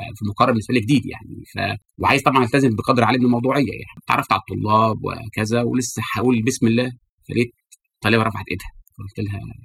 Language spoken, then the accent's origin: Arabic; Egypt; احنا في العالم العربي خاصه في مصر